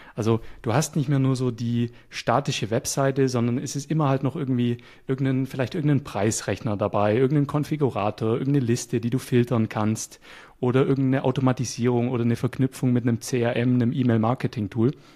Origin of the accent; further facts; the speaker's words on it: Nürtingen, Baden-Württemberg, Germany; moved away as an adult; now in Bulgaria; ich komme aus Deutschland, ich bin Deutscher, äh, ich bin Schwabe, aus der Nähe von Stuttgart komme ich.